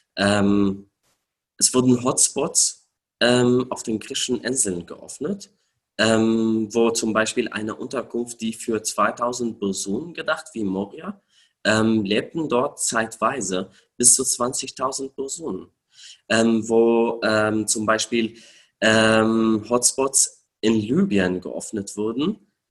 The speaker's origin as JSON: {"language": "German", "country": "Syria", "tie": "born or raised there", "second_language": "German", "moved": "as an adult", "lives_now": "Germany", "said": "ich bin in Syrien geboren, dort aufgewachsen"}